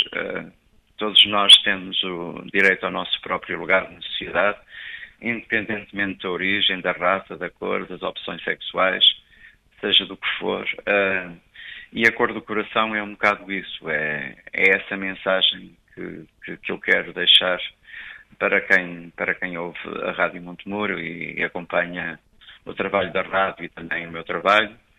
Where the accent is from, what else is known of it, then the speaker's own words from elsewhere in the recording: Souselo, Portugal; ter estado em Sozelo na minha terra